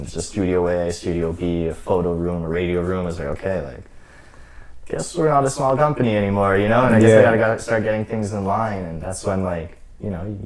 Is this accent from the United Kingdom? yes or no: no; Côte Saint-Luc, Quebec, Canada; I'm from Côte Saint-Luc